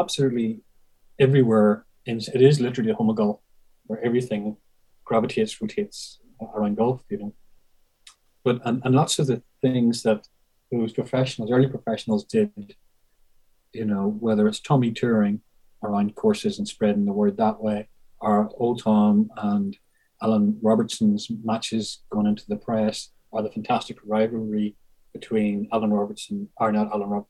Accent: Northern Ireland, United Kingdom; moved away as an adult; now in St Andrews, United Kingdom; growing up in Allergan

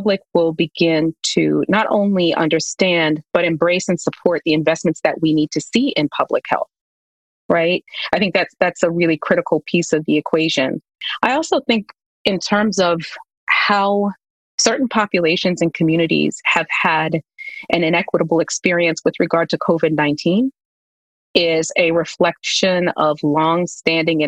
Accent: New York, United States; my grandparents, who I grew up with in New York

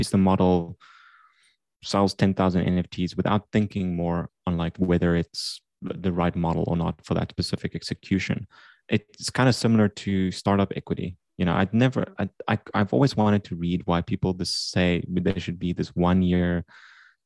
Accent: South Africa; growing up in South Africa, I created video games during high school

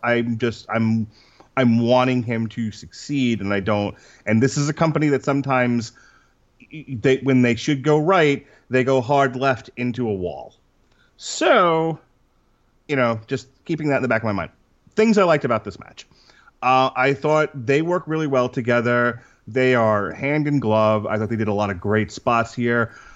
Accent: Long Island, New York, United States; moved away; I'm originally from Long Island, New York.

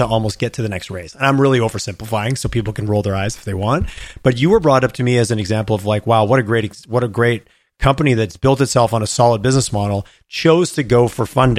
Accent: Canada

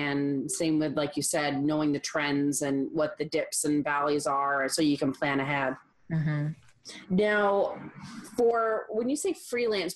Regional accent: Canada; I'm Canadian

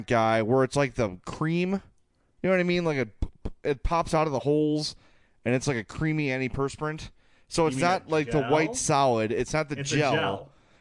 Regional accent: Oak Lawn, Illinois, United States; at 9630 South Pulaski in Oaklawn, my hometown

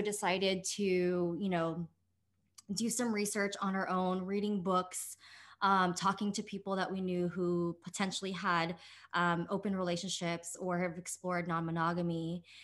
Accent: United States; I grew up as a Filipino American and daughter of immigrants

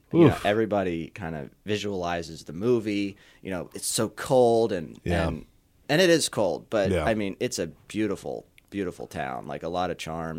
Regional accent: York, Pennsylvania, United States; Yeah. So I was born and raised in York. Grew up in a, if you call it a suburb of York, Spry.

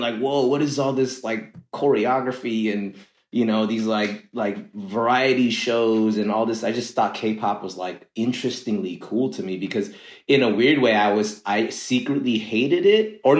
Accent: Los Angeles, California, United States; like I grew up out here, LA native, to be specific. My childhood, I spent most of it in growing up in the San Fernando Valley in Northridge. And, you know, I went to UCI for college, but like pretty much all around LA.

